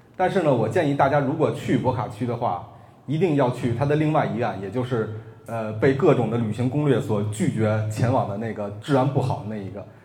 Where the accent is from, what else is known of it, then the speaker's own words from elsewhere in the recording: Beijing, China; 北京国安队，因为这是我家乡的球队